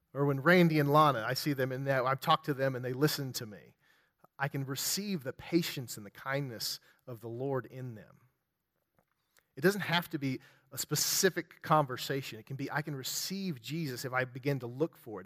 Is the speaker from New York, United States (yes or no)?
no; West Virginia, United States; I'm from West Virginia